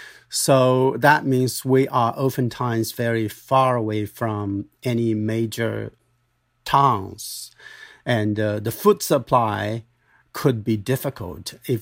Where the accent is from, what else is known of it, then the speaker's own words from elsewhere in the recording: Dali, Yunnan, China; I grew up in Dali of Yunnan province, southwest China.